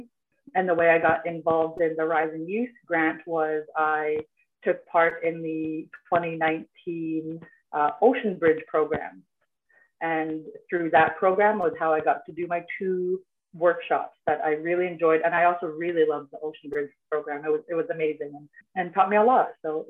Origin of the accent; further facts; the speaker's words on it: Cambridge Bay, Nunavut, Canada; I was born and raised here in Cambridge Bay, Nunavut. I am 25 years old.